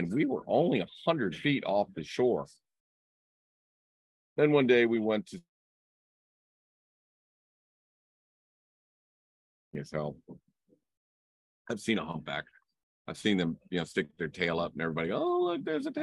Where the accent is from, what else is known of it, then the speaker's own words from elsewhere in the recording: Vienna, Virginia, United States; I'm from Vienna, Virginia. I'm kind of a city boy